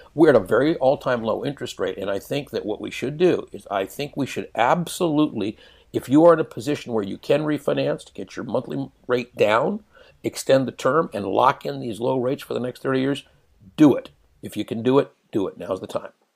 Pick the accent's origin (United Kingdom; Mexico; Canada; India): Canada; I am a Canadian. I, I hold dual citizenship. I was born in Canada.